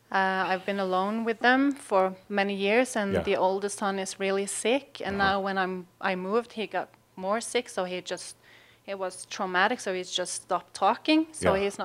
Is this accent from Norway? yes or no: yes; Sandnes, Rogaland, Norway; Yeah, I'm from Norway